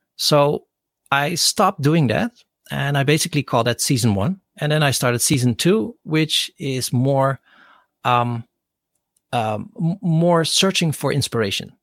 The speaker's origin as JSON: {"language": "English", "town": "Rotterdam", "region": "South Holland", "country": "Netherlands", "tie": "born or raised there", "second_language": "English", "said": "I grew up in Rotterdam"}